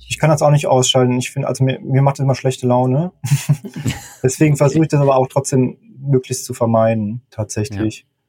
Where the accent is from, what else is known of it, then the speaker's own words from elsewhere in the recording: Mannheim, Baden-Württemberg, Germany; moved away; also born or lived in Hamburg; Ich komme ja eigentlich aus der Mannheimer Gegend